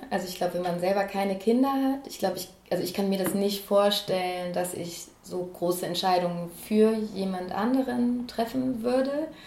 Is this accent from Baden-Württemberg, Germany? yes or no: yes; Ulm, Baden-Württemberg, Germany; also born or lived in Bad Cannstatt; now in Stuttgart, Germany; ich komme aus Ulm, äh, sogar aus dem Stadtgebiet Söfningen.